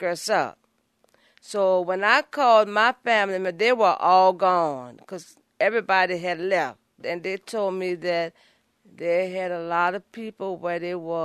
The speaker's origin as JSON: {"language": "English", "town": "New Orleans", "region": "Louisiana", "country": "United States", "tie": "born or raised there", "moved": "as an adult", "lives_now": "Los Angeles, United States", "said": "I'm from the 7th Ward area, right off St. Bernard Avenue, around Corpus Christi Catholic Church"}